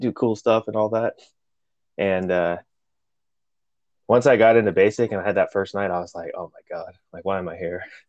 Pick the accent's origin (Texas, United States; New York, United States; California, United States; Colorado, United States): Colorado, United States; Colorado Springs; first language Spanish; English is a second language; moved away as an adult; Colorado Springs, Colorado.